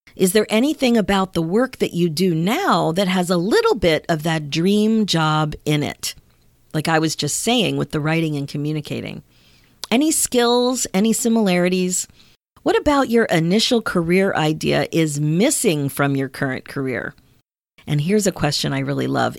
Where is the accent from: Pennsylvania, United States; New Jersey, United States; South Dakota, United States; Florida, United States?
Pennsylvania, United States; also born or lived in Ontario, Canada; now in Canada; I grew up in Pennsylvania. My kids grew up in Ontario. And here in Canada, we say grade nine.